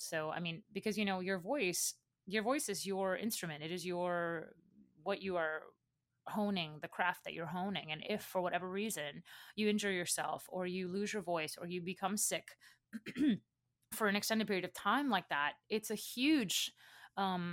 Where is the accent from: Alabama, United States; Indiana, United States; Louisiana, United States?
Louisiana, United States; Baton Rouge; moved away; I came from Baton Rouge, Louisiana, which is a relatively small city